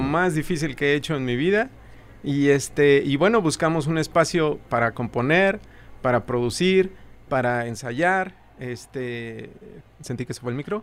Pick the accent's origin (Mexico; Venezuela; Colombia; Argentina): Mexico; Mexico City; also born or lived in Aragón / Iztacalco; nací en Iztacalco. Y, como hasta los 12 años fui de, Aragón. Ajá, y luego regresé a vivir a Iztacalco.